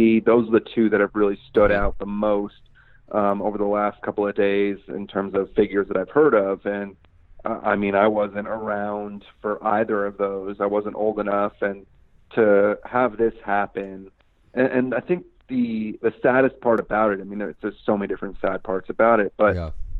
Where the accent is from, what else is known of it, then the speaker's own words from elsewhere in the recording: Los Angeles, California, United States; As someone that grew up here in L.A., born and raised in L.A., I was a Laker fan growing up until the early 2000s, probably about 2003, 2004.